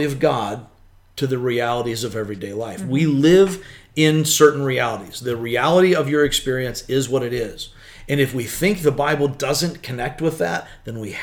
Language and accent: English; United States; I see myself as first and foremost an American